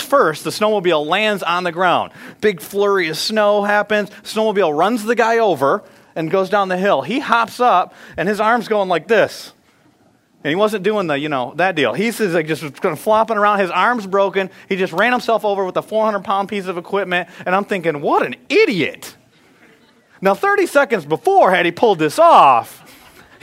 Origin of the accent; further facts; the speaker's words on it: Michigan, United States; I grew up in Michigan